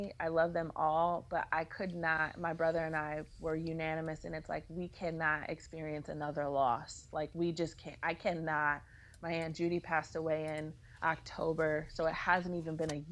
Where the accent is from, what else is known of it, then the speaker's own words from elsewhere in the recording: Cleveland, Ohio, United States; I grew up in Cleveland